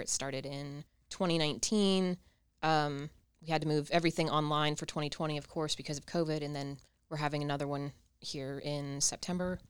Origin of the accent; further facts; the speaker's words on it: Ohio, United States; I'm from Ohio